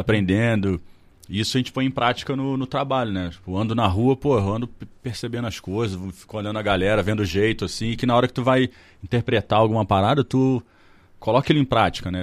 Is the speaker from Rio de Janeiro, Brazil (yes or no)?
yes; Petrópolis, Rio de Janeiro, Brazil; born or raised there